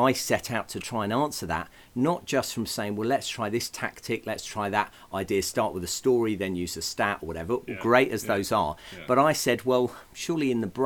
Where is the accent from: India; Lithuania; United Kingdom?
United Kingdom; England; I come from England